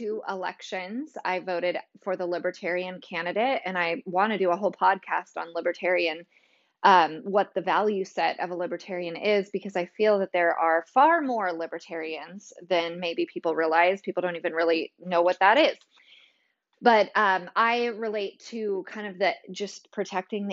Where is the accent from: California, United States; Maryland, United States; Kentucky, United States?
California, United States; now in Tennessee, United States; I'm originally from California